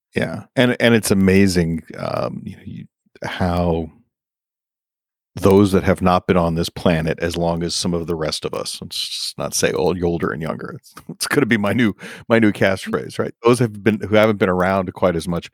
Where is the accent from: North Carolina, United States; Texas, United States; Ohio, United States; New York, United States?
New York, United States; I grew up as a New Yorker.